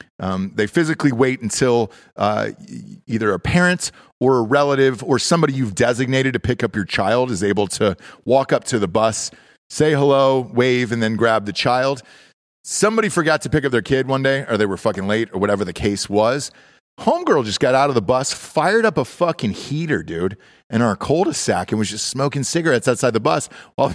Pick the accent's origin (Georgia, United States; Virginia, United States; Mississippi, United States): Georgia, United States; moved away; I'm from Georgia originally